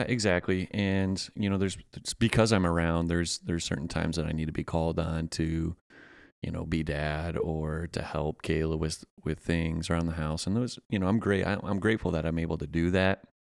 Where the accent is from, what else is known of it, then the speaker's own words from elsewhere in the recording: Pennsylvania, United States; now in Augusta, United States; I'm a transplant from Pennsylvania